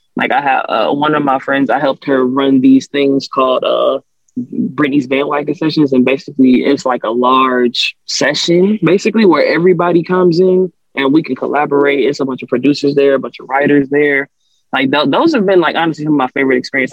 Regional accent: New Orleans, Louisiana, United States; moved away; I'm from New Orleans originally. Uh, I was born in Uptown New Orleans, Third Ward

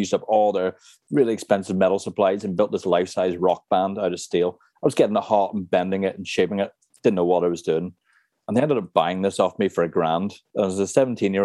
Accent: Cork, County Cork, Ireland; also born or lived in Cornwall; I was about six or seven. And we lived in Blackrock at the time in Cork.

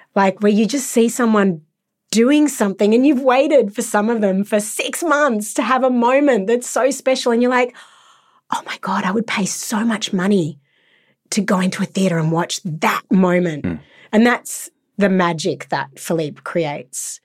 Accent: Sydney, New South Wales, Australia; I was brought up in Sydney for most of my life

